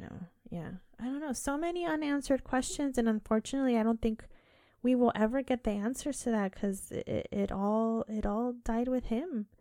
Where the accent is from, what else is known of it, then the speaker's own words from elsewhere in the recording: United Kingdom; I keep saying bins, it's just, I'm so British.